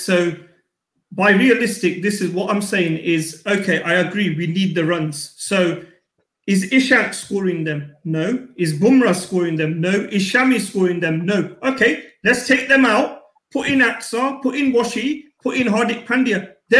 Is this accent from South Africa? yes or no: no; India; growing up, what did we miss as Indian fans?